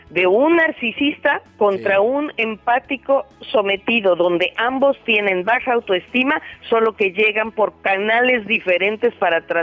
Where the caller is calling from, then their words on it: Santa Ana, California, United States; de Santana, California.